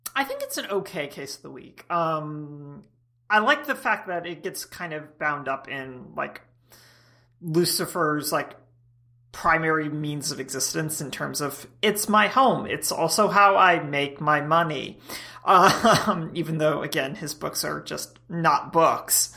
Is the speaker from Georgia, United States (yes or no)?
yes; Georgia, United States; I come from Georgia where we, we vet potential dates with shotguns.